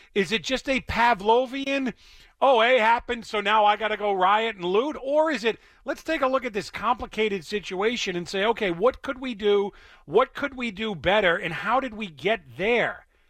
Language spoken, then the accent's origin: English; Boston, Massachusetts, United States; I grew up in Boston or outside of Boston, but I'm a white guy from Massachusetts.